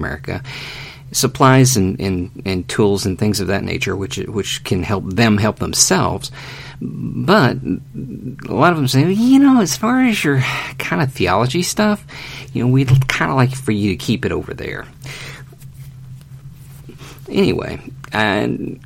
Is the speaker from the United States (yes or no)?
yes; United States; I'm American